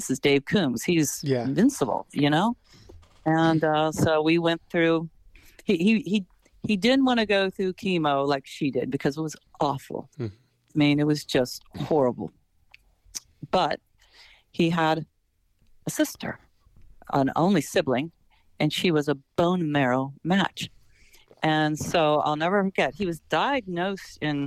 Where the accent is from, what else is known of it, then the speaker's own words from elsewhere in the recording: Morgantown, West Virginia, United States; I was a townie and I'm from Morgantown